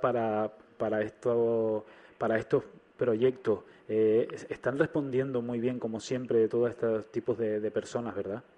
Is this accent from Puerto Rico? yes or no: no; Canary Islands, Spain; los canarios somos bastante solidarios